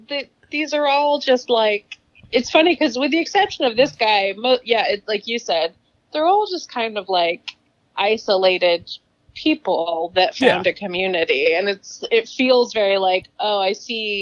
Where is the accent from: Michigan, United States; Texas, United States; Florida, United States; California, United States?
California, United States; Southern; growing up in Southern California